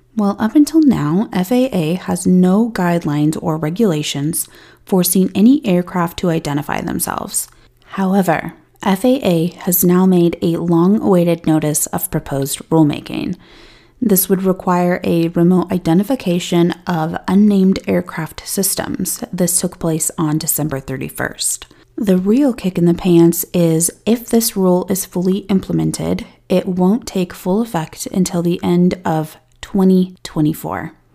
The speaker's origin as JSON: {"language": "English", "region": "Colorado", "country": "United States", "tie": "born or raised there", "said": "my hometown here in Colorado"}